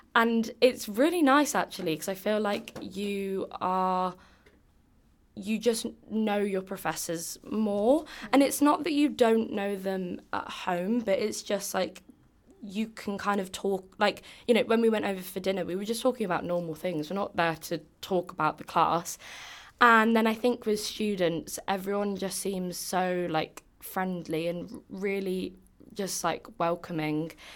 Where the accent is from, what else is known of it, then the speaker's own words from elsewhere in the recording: England, United Kingdom; accent: English; moved away as an adult; now in Boston, United States; I have an English accent